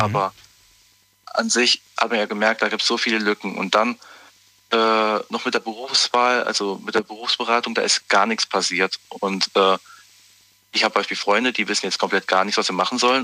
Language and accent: German; Zweibrücken, Rhineland-Palatinate, Germany; ich bin aus Zweibrücken, Rheinland-Pfalz